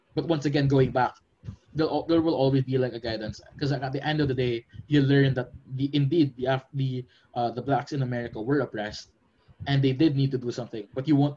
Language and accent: English; Philippines; I'm from the Philippines